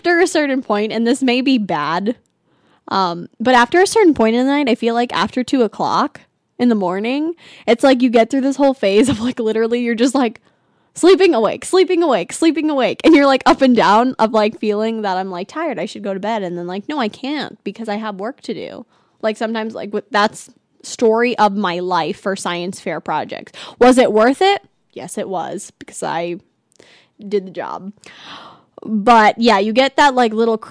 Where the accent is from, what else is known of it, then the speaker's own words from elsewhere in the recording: California, United States; now in Arizona, United States; I'm from California